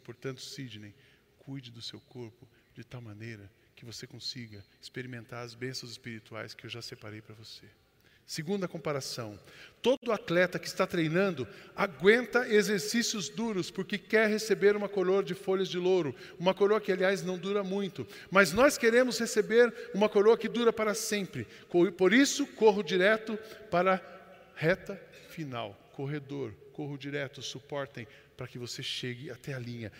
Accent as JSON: {"language": "Portuguese", "town": "São José dos Campos", "region": "São Paulo", "country": "Brazil", "tie": "born or raised there", "said": "Eu fui criado em São José dos Campos e os meus pais são da roça"}